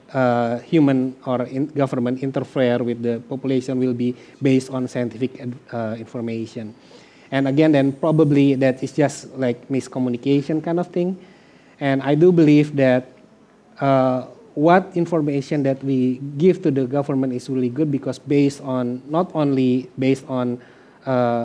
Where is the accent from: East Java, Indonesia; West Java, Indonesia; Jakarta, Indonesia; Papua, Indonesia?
West Java, Indonesia; moved away; also born or lived in Flores; I'm Sudanese